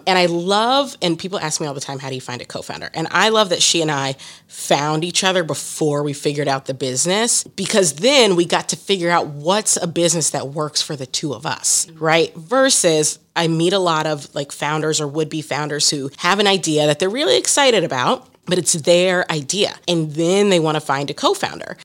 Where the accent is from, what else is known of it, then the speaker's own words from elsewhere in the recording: Columbus, Ohio, United States; now in Philadelphia, United States; My hometown is Columbus, Ohio, and now I live in Philadelphia.